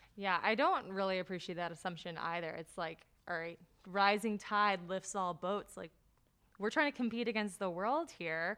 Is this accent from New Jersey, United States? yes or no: yes; New Jersey, United States; I'm from New Jersey